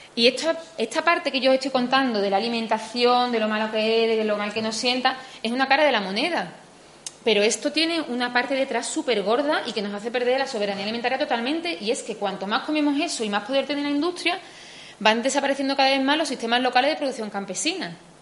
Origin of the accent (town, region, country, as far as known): Spain